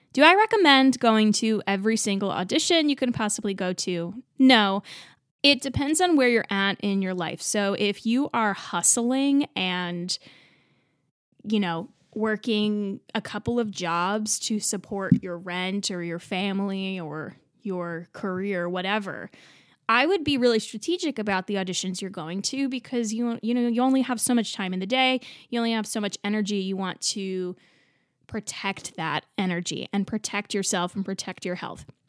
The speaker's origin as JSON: {"language": "English", "region": "New Jersey", "country": "United States", "tie": "born or raised there", "also_born_or_lived": "Texas", "said": "I grew up in New Jersey"}